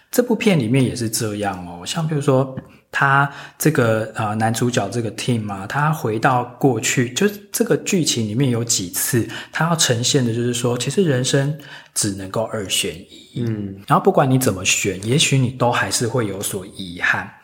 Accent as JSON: {"language": "Chinese", "country": "Taiwan", "tie": "born or raised there", "said": "因为我们台湾长大其实就是很严重的北美腔"}